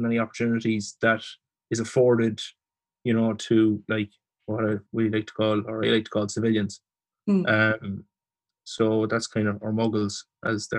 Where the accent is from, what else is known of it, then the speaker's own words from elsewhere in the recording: Leitrim, Ireland; moved away as an adult; also born or lived in Manorhamilton / Dublin; I am from Leitrim